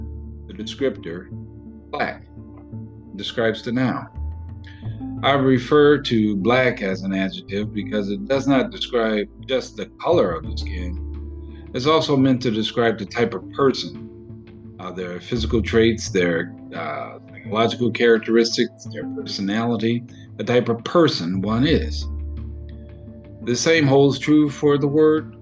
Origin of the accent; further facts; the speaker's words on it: Chicago, Illinois, United States; I grew up in Chicago. I grew up in a neighborhood called Inglewood